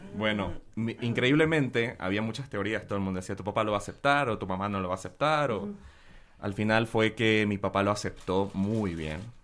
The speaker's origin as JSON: {"language": "Spanish", "country": "Bolivia", "moved": "yes", "said": "me fui de Bolivia"}